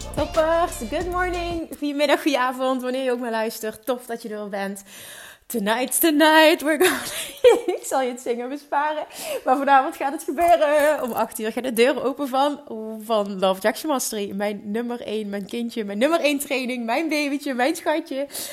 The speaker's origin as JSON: {"language": "Dutch", "country": "Netherlands", "tie": "born or raised there", "said": "Ik ben in Nederland geboren"}